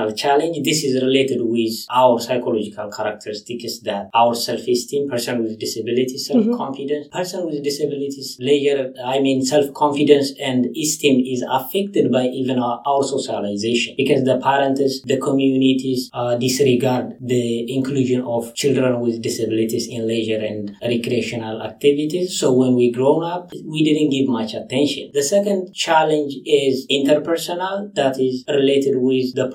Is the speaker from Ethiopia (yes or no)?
yes; Ethiopia; moved away as an adult; now in Canada; I came from Ethiopia